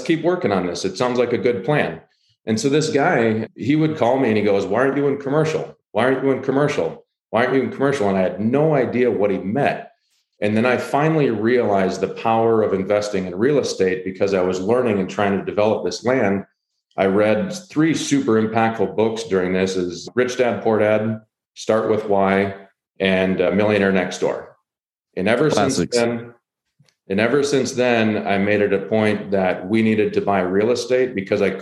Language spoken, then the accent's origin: English; Rochester, Minnesota, United States; moved away as an adult; my hometown of Rochester, Minnesota